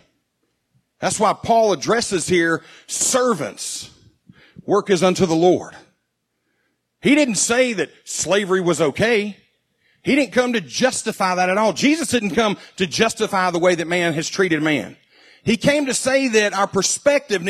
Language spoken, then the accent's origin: English; United States; as an American